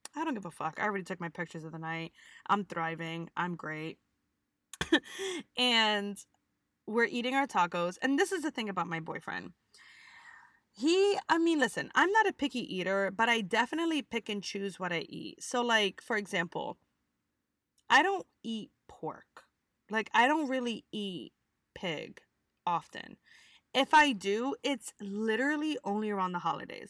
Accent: United States; we're American

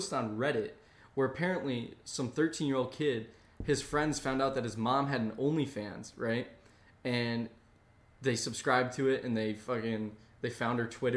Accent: East Coast, United States; Growing up on the East Coast, it was pretty boring

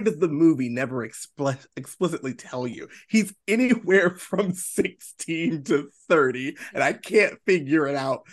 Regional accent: Baltimore, Maryland, United States; also born or lived in South Carolina; now in Charleston, United States; I'm from Baltimore, Maryland. Uh, yeah, I live, I, you know, I, I, the first, I guess first third now of my life was spent there.

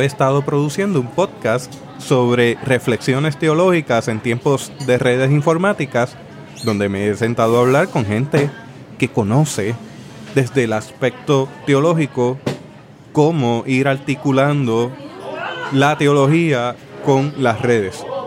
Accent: Puerto Rico; nosotros como puertorriqueños tenemos nuestra manera de hablar

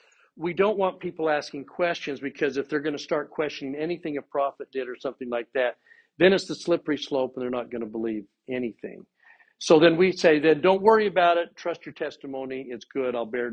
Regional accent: Utah, United States; No, this is, I'm from Utah. I know these things.

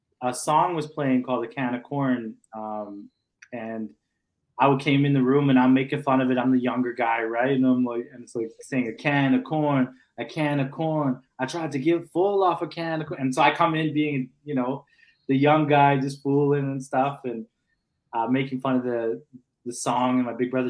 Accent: Calgary, Alberta, Canada; I'm from a community called Forest Lawn.

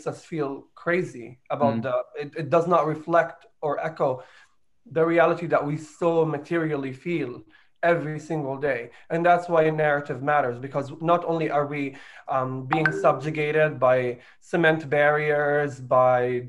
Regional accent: Jerusalem, Palestine; I was born in Jerusalem

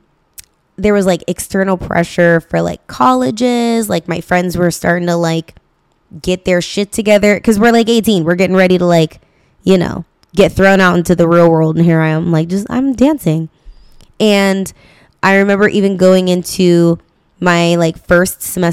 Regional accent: Stockton, California, United States; I grew up in Stockton

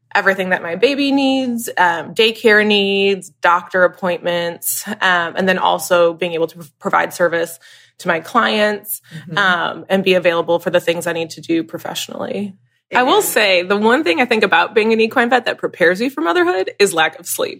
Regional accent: Michigan, United States; moved away as an adult; now in Kentucky, United States; I'm originally from Michigan and kind of just grew up like showing horses

